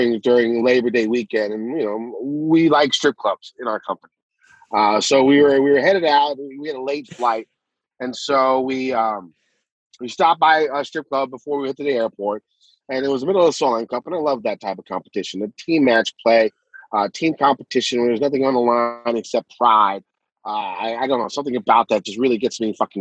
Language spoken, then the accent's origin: English; United States; I'm an American. I'm a Korean American